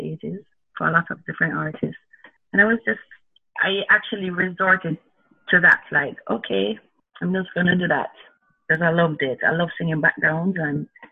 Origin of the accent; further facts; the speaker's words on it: Spanish Town, Saint Catherine, Jamaica; growing up in Spanish Town